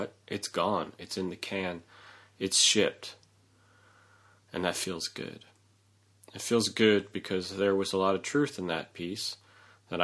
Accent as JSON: {"language": "English", "region": "New York", "country": "United States", "said": "as a New Yorker"}